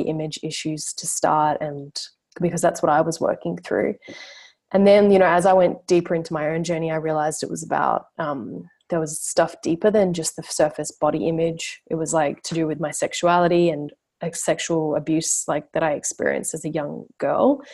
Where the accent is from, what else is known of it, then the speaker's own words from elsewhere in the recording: Brisbane, Queensland, Australia; so I'm from Brisbane, like yourself, like where you are now, Queensland. And yeah, I grew up there